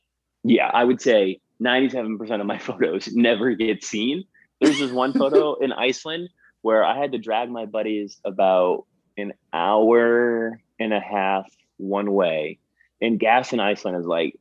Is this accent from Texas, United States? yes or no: no; Paterson, New Jersey, United States; Like I grew up in Paterson, New Jersey, or my family grew up in Paterson, New Jersey.